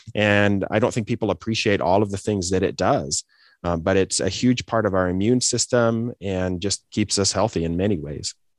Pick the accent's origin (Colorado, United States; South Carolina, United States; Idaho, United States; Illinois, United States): Idaho, United States; moved away as an adult; also born or lived in Des Moines, Iowa / Detroit, Michigan / Boise, Idaho; I grew up in Idaho, you know, the Great Potato State in the Pacific Northwest